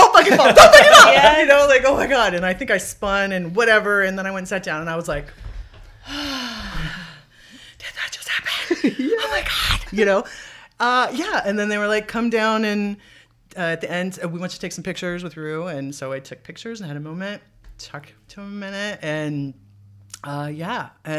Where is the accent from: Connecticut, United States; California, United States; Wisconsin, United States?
California, United States; Los Angeles; Where are you from? Los Angeles, Marina Del Rey, blah, blah, blah. Local girl.